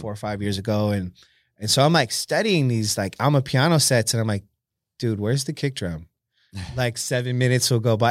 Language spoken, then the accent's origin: English; San Jose, California, United States; born and raised in San Jose, California